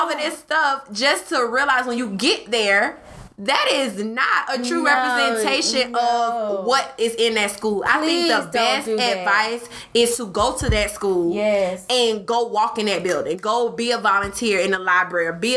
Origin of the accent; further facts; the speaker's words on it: Atlanta, Georgia, United States; moved away as an adult; also born or lived in Savannah; when I moved back to Atlanta, I am a product of Fulton County Schools. So I already knew. I went to Woodland Middle School. I went to Tri-Cities High School.